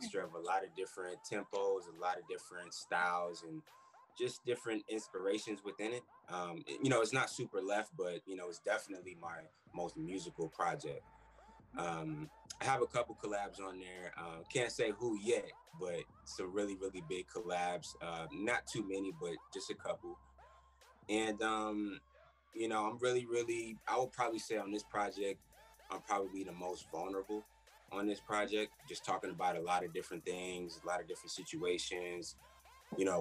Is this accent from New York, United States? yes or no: yes; New York City, New York, United States; I'm from Queens, New York. So I've always been around music